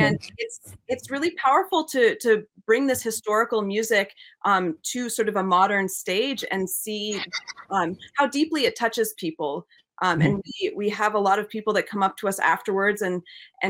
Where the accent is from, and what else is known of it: New England, United States; born or raised there